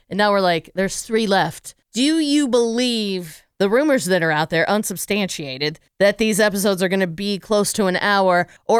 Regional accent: Pittsburgh, Pennsylvania, United States; I mean, I'm from Pittsburgh, PA. There's a very strong Pittsburgh accent. I don't really have it, but I use like some Pittsburgh language, like buggy or gumband.

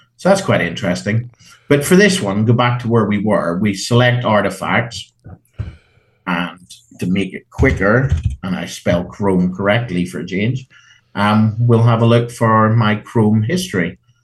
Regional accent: Ireland; Being Irish

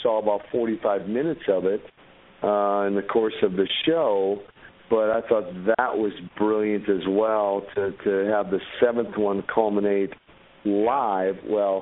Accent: Minneapolis, Minnesota, United States; I grew up in North Minneapolis, which was in the projects area.

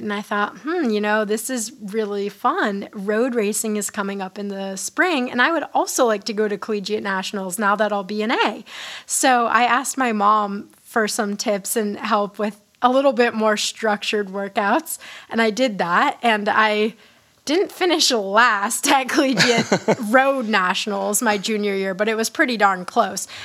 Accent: Hanover, New Hampshire, United States; my hometown in like Hanover

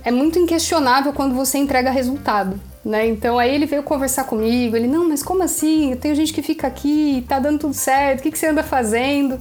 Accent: Brazil; eu sou do Brasil

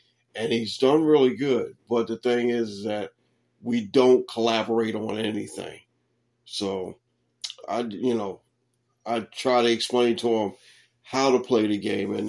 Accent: Baltimore, Maryland, United States; my hometown Baltimore Ravens

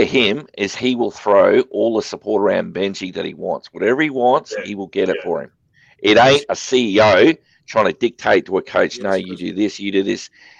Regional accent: Brisbane, Queensland, Australia; moved away; I'm originally from Brisbane.

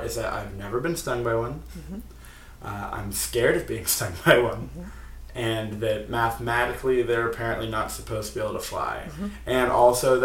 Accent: Virginia, United States; my home state

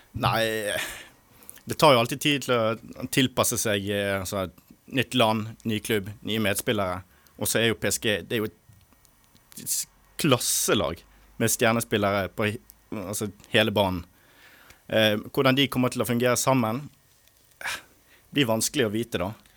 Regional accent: Bergen, Vestland, Norway; Jeg er fra Bergen

